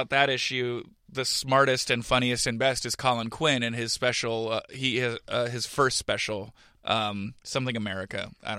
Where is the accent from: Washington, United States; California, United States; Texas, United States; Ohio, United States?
California, United States; also born or lived in South Jersey; get my sarcasm and my humor from Jersey, but I get my social awareness from California, because growing up in the Bay Area, I, like, knew gay people and stuff like that.